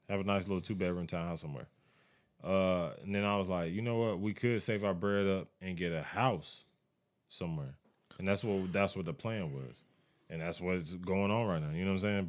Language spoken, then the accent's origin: English; United States; As an American